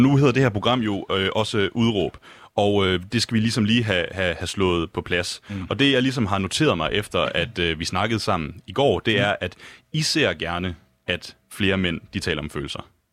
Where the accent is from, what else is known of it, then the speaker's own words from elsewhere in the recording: Lemvig, Central Denmark Region, Denmark; now in Copenhagen, Denmark; jeg kommer selv fra Lemvi, som jo øh, midt- og øh, Vestjylland